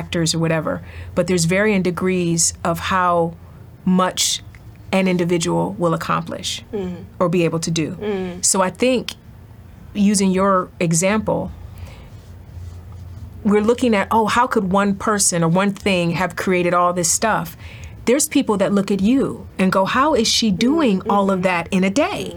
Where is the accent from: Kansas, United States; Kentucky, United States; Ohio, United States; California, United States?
Ohio, United States; East Cleveland; I'm from East Cleveland.